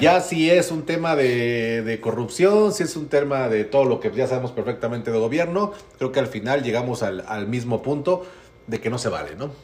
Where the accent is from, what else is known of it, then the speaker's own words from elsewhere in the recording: Mexico City, Mexico; como soy rico chilango